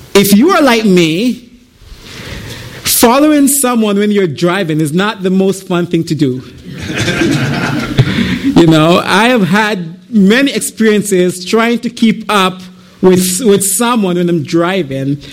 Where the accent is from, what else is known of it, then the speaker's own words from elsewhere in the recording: Jamaica; moved away as an adult; I am originally from Jamaica. I came here in 2009.